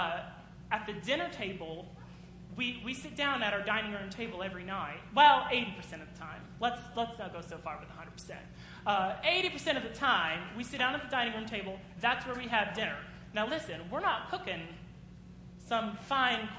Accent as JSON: {"language": "English", "country": "United States", "said": "as American people"}